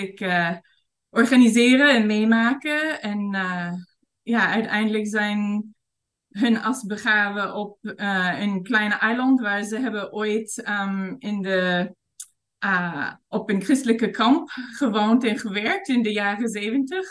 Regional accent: Vancouver, British Columbia, Canada; Dutch is a second language; moved away as an adult; also born or lived in England; now in Thailand; ik ben geboren in Vancouver en opgegroeid in de stad.

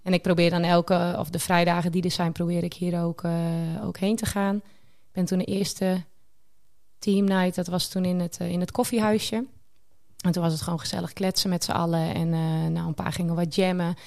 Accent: Sneek, Friesland, Netherlands; ik ben 32 jaar en ik kom uit Sneek.

